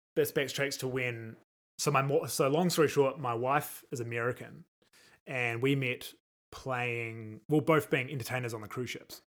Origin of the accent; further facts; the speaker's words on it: New Zealand; moved away as an adult; now in Las Vegas, United States; being a New Zealander